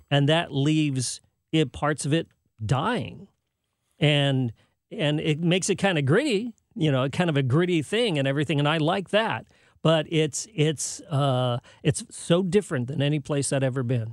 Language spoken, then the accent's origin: English; San Jose, California, United States; moved away; also born or lived in Chelsea, Massachusetts / Hollywood, California; I grew up in San Jose, California, in Silicon Valley.